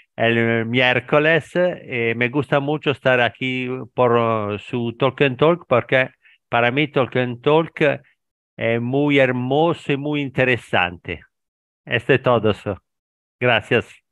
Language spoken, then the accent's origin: Spanish; Italy; Spanish is a second language; also born or lived in near Milan; soy italiano, vivo aquí en Italia estoy vicino a Milano